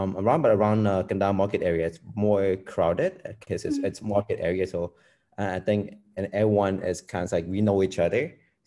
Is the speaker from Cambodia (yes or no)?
yes; Phnom Penh, Cambodia; moved away as an adult; now in United States; So born and raised in Phnom Penh, and I only moved to around Tukok area around 2015. Before I live around the Kandao Market area, around the riverside.